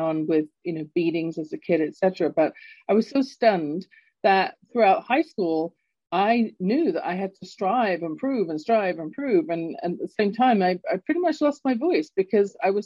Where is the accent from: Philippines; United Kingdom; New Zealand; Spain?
United Kingdom; London; now in Calgary, Canada; I was growing up in London, England. You can tell from my accent, I'm not born in Canada, where I'm based right now in Calgary, Alberta.